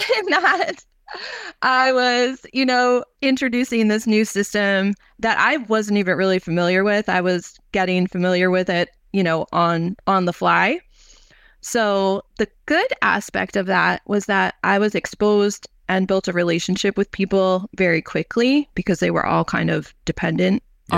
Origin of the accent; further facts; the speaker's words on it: New York, United States; also born or lived in North Carolina; I'm from New York originally